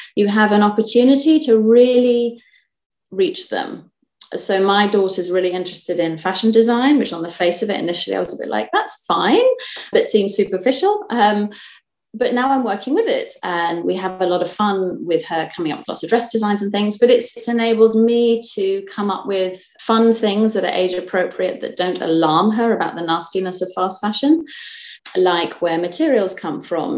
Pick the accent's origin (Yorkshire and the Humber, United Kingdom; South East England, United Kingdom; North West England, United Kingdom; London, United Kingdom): South East England, United Kingdom; Kent; now in Fife, United Kingdom; I'm from Kent originally